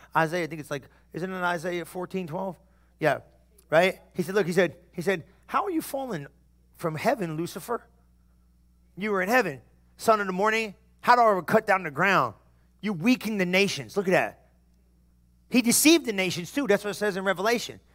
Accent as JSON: {"language": "English", "region": "New Jersey", "country": "United States", "said": "I'm from New Jersey"}